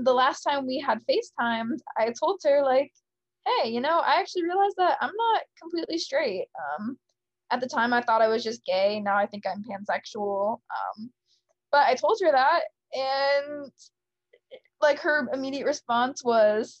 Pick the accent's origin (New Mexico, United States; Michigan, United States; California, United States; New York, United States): Michigan, United States; moved away as an adult; also born or lived in San Diego; now in Nashville, United States; I'm from Michigan